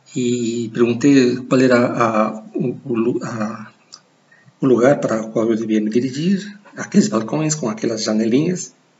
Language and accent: Portuguese; Ecuador; Portuguese is a second language; moved away; also born or lived in United States / Brazil; sou, sou equatoriano